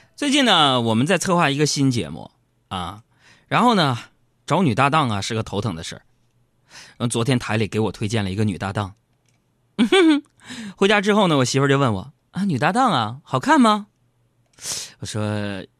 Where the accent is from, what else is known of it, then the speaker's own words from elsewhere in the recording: Northeast China, China; 我们东北人